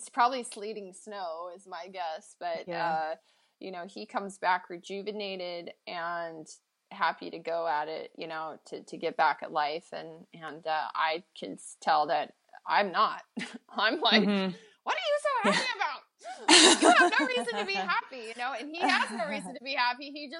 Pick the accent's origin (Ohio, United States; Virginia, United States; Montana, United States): Montana, United States; now in Pacific Northwest, United States; Where I grew up in Montana, we had forests, but here in the Pacific Northwest we have like rainforest